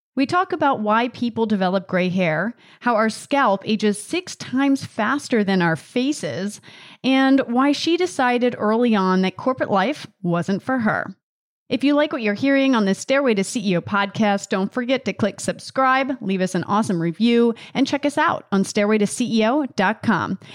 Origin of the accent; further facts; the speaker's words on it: Delaware, United States; grew up in Delaware